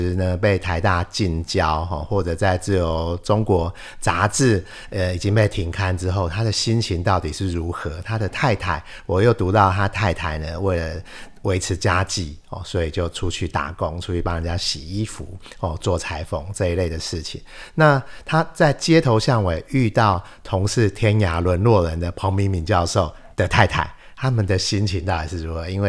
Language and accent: Chinese; Taipei, Taiwan; 我的家乡哦，台北